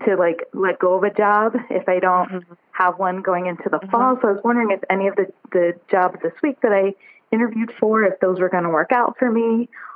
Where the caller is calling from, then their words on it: Chicago, Illinois, United States; The Chicago area.